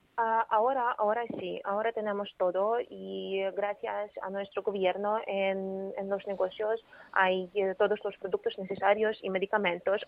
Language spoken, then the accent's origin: Spanish; Ukraine; Spanish is a second language; mi estado, en mi país, en Ucrania